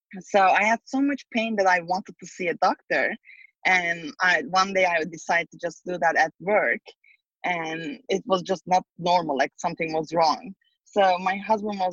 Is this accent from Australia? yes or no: no; Turkey; moved away as an adult; now in San Francisco, United States; I'm originally from Turkey, and I came to San Francisco, California about 15 years ago